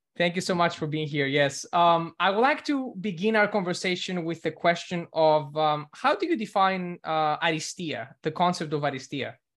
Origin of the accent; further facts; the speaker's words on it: Greece; English is a second language; now in United States; growing up in Greece